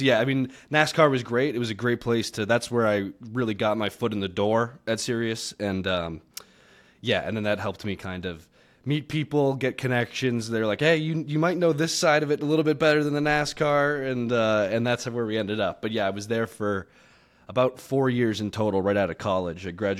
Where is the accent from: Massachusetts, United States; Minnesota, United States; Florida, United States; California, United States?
Massachusetts, United States; moved away as an adult; now in Las Vegas, United States; I'm originally from just outside of Boston, south of Boston, down near Cape Cod. So out that way, and I've been all over the place ever since leaving right before college.